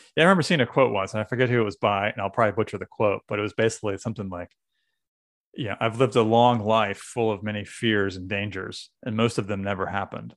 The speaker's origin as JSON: {"language": "English", "region": "New England", "country": "United States", "moved": "yes", "lives_now": "Pennsylvania, United States", "said": "I'm from New England"}